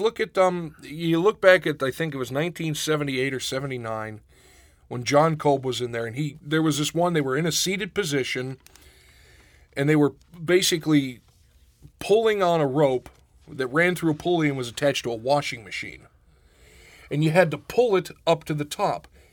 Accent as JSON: {"language": "English", "region": "Western Pennsylvania", "country": "United States", "tie": "born or raised there", "also_born_or_lived": "Pittsburgh", "moved": "yes", "lives_now": "Rochester, United States", "said": "growing up in Western Pennsylvania, I didn't realize until I left how rednecky it was."}